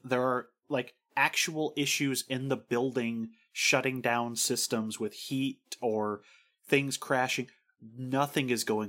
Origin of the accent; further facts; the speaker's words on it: Ireland; as an Irish woman.